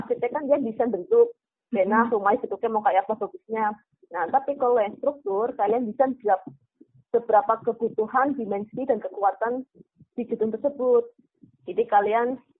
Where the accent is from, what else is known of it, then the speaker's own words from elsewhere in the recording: Kebumen, Central Java, Indonesia; now in Yogyakarta, Indonesia; Asal saya di Kebumen